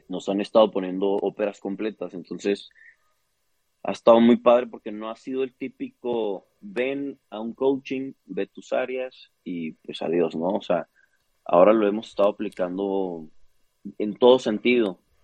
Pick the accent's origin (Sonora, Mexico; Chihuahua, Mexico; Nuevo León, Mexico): Chihuahua, Mexico; Soy de Chihuahua, Chihuahua.